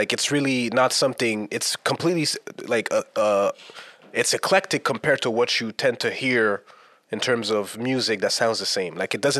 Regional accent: Montreal, Quebec, Canada; And as Montrealers, do you think we're more influenced by the East Coast? Like, meaning New York? Because I wasn't really influenced by that growing up. I was South through and through.

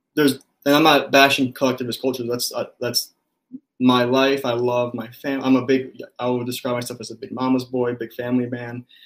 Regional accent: Cicero, Illinois, United States; also born or lived in Los Angeles, California; now in Minnesota, United States; i grew up right outside of chicago in this town called cicero

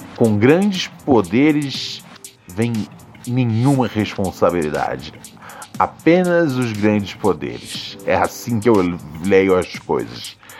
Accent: Brazil; eu sou brasileiro

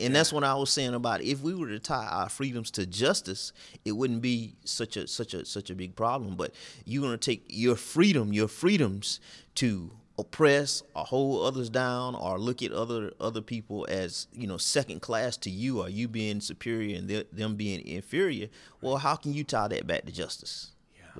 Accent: near Twin City, southeast Georgia, United States; I'm from the backwoods of Georgia, southeast Georgia.

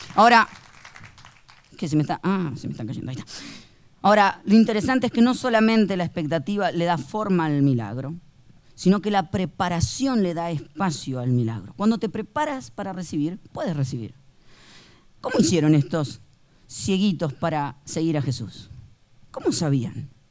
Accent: Argentina; Somos conocidos los argentinos por el tango

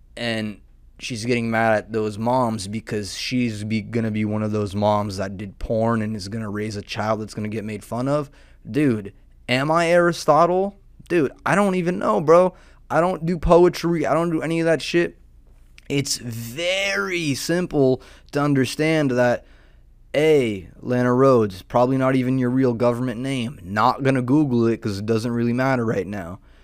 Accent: Southern California, United States; I'm a degenerate from Southern California, um, with a mullet

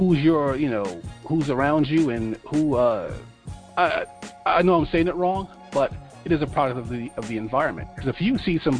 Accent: New York, United States; I'm from New York

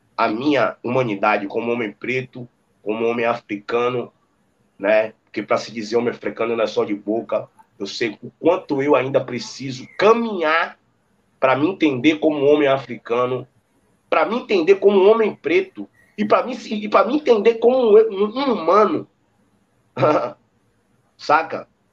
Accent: Salvador, Bahia, Brazil; also born or lived in Santa Cruz, Salvador; E com um ano eu vim para cá onde eu moro, em Brotas

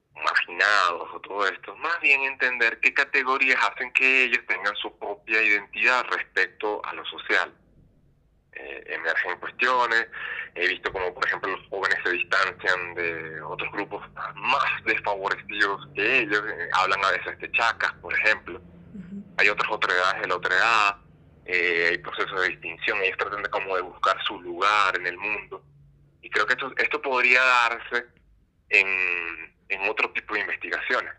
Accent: Venezuela; moved away as an adult; also born or lived in France; now in Mexico; soy venezolano

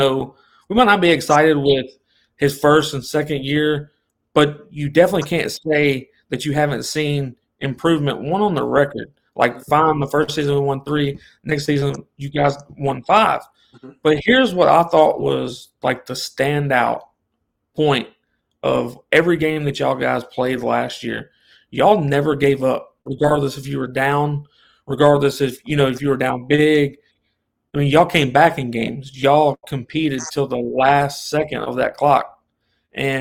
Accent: Memphis, Tennessee, United States; moved away; I came from Memphis, Tennessee. I was around all those guys that came from that area

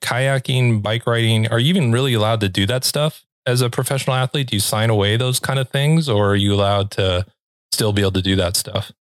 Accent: Los Angeles, California, United States; moved away; I'm from Los Angeles

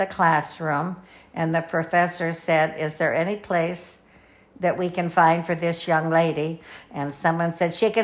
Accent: San Pedro, California, United States; my parents moved back to our little town of San Pedro when I was in the 10th grade

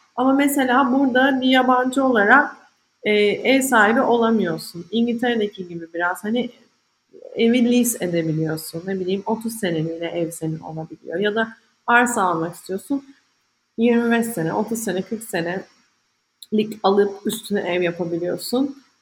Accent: İzmir, Turkey; moved away as an adult; also born or lived in London, United Kingdom; benim bütün ailem İzmir'de. İzmirliyim

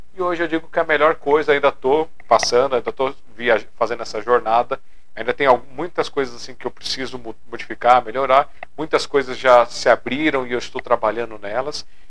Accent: São Paulo, Brazil; Sou aqui de São Paulo, capital.

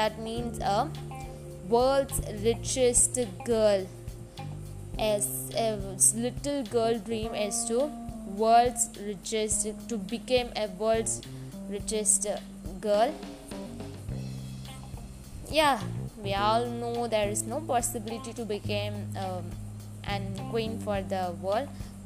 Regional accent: India; I'm from India

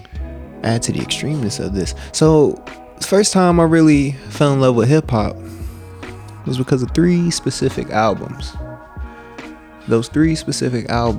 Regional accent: Gwinnett, Atlanta, Georgia, United States; also born or lived in Mississippi; we gotta adapt to the Atlanta culture because we moved away from Mississippi. That's where your boy was born, and we moved here about when I was about 5, 6. You know, started living in Gwinnett

